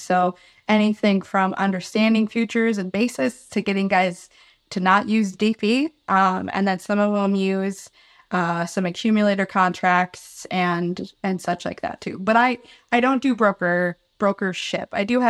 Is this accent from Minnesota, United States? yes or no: yes; Princeton, Minnesota, United States; I grew up in central Minnesota, just outside of St. Cloud, a little town of Princeton.